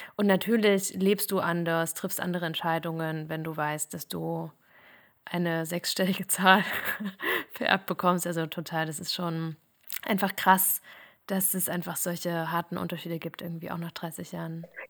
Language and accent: German; Thuringia, Germany; Thüringerin, Wendekind und immer noch Ossi.